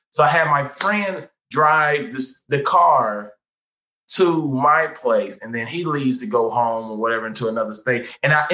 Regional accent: Midwest, United States; now in Los Angeles, United States; But because I'm still from the Midwest

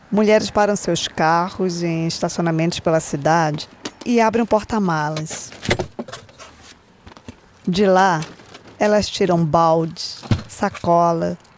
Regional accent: Brazil; now in United States; Eu não digo que eu sou americana, eu sou brasileira, eu amo meu país.

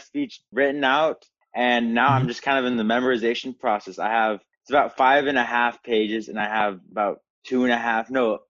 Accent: Lubbock, Texas, United States; also born or lived in Norman, Oklahoma / Austin, Texas; Yeah, so I was born in Norman, Oklahoma in 2004. And then I moved about 2 months to 3 months after that, I moved to Lubbock, Texas. And I lived in Lubbock for actually 8 years.

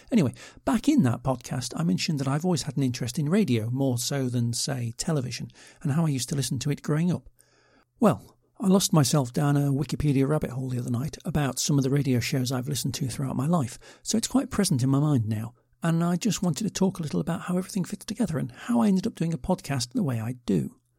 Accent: United Kingdom; I'm British

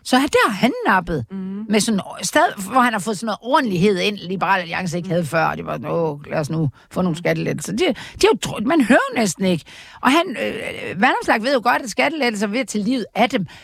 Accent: Aarhus, Central Denmark Region, Denmark; jeg er født i Aarhus

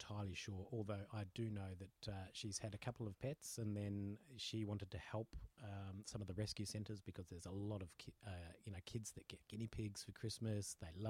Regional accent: New Zealand; moved away; I grew up in New Zealand.

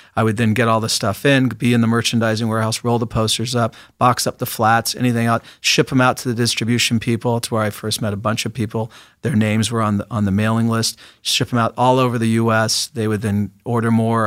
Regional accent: Seattle, Washington, United States; I grew up in Seattle, Washington.

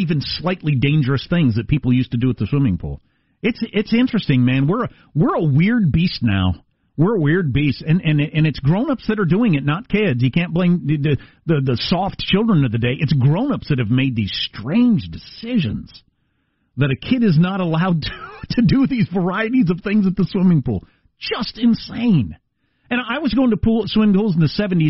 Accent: Midwest, United States; I'm from the Midwest

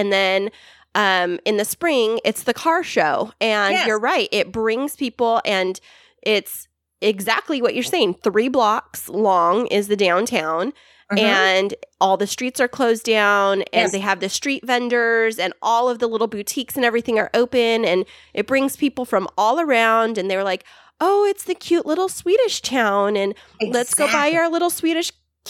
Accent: California, United States; That's what my hometown is doing. I grew up in a town exactly like you're mentioning, but in California.

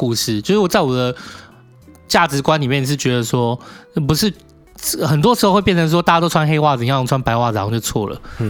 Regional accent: Taipei, Taiwan; 哦，所以那时候你觉得我是台北人的礼貌？

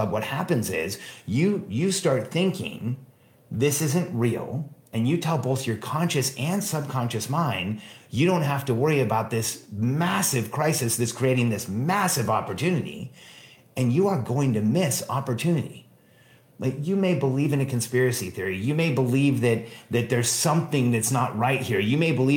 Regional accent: Mexico; now in United States; I was born in Mexico

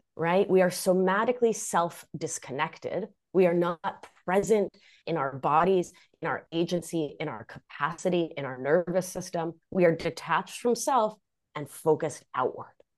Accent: Rhode Island, United States; first language Spanish; English is a second language; moved away as an adult; also born or lived in Argentina; now in Hudson Valley, New York, United States; I hail from Rhode Island, greatest state in the Union

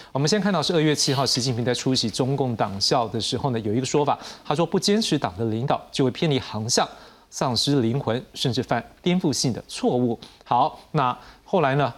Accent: Taiwan; 我们台湾这边

